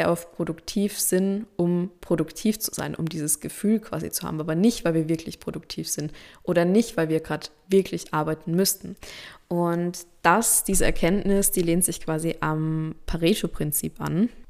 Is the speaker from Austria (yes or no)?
yes; Austria; Zumindest bei uns in Österreich, in Deutschland, in der Schweiz ist es so, da weiß ich das.